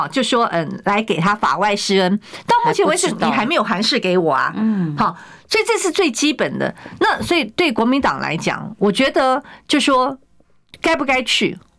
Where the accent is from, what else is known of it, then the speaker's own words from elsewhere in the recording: Taiwan; 在台湾，我们的政府没有办法真的照照顾我们台湾人。